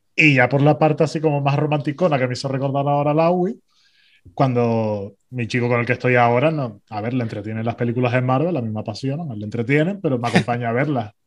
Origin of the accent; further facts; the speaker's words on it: Tenerife, Canary Islands, Spain; somos tinerfeños